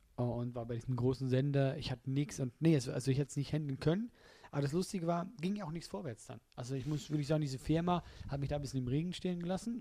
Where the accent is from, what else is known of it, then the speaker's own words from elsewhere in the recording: Switzerland; als Schweizer